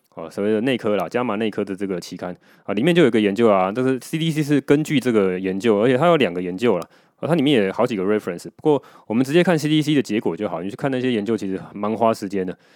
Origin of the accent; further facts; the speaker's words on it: Taiwan; 我们台湾人